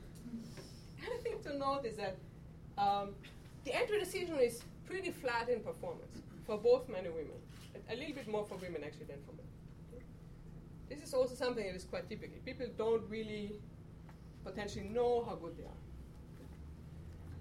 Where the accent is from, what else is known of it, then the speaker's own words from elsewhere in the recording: Austria; moved away; I'm from Austria. We do a lot of downhill skiing